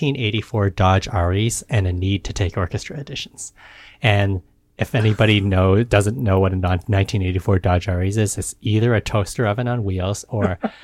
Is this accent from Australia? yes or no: no; Edmonton, Alberta, Canada; moved away as an adult; also born or lived in Montreal / Indiana / Oxford, Ohio; Edmonton, Alberta.